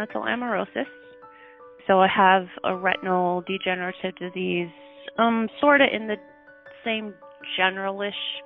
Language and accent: English; Lincoln, Nebraska, United States; Grew up in Lincoln for the most part. First few years we lived in a little tiny town, but I was pretty young